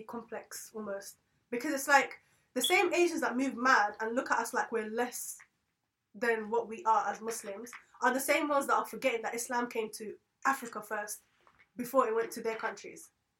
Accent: London, United Kingdom; moved away as an adult; I've grown up in London where it's multicultural, where I'm exposed to different types of people

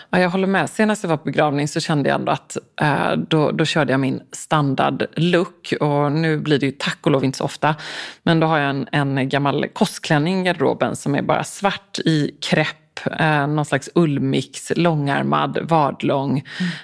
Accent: Stockholm, Stockholm County, Sweden; nu sitter jag också här som stockholmare

